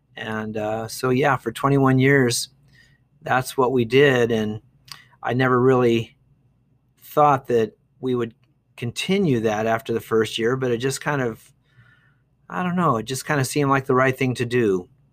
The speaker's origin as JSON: {"language": "English", "town": "Dayton", "region": "Ohio", "country": "United States", "tie": "born or raised there", "also_born_or_lived": "Bowling Green, Ohio / Eau Claire, Wisconsin / Denver, Colorado / Austin", "moved": "as an adult", "lives_now": "Duncan, Arizona, United States", "said": "I was born in Dayton, Ohio in nineteen fifty-four, so a long time ago. I grew up there"}